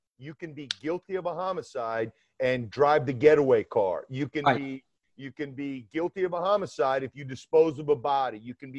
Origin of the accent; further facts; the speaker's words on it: Decatur, Georgia, United States; now in New York, United States; You'd never know that I grew up in Atlanta, Georgia, actually in Decatur, Georgia, which is on the east side of Atlanta.